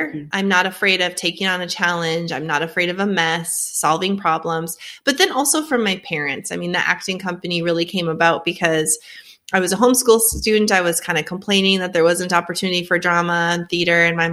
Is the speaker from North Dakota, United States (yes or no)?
yes; Fargo, North Dakota, United States; accent: Northern; moved away as an adult; also born or lived in Grand Forks, North Dakota; now in Tennessee, United States; born and raised in Fargo, North Dakota